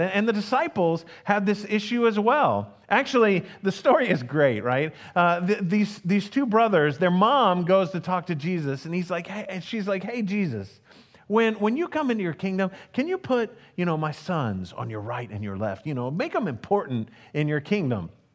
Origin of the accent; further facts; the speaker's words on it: United States; as an American